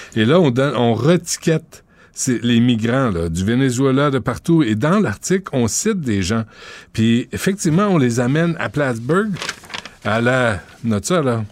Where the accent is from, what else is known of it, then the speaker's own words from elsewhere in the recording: Quebec, Canada; je suis québécois